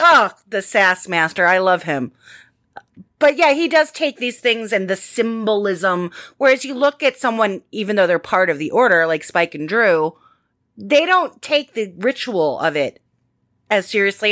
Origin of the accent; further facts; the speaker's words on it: United States; I am an American